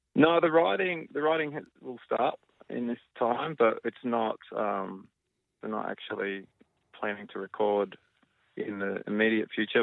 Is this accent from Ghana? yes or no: no; Australia; we're Australian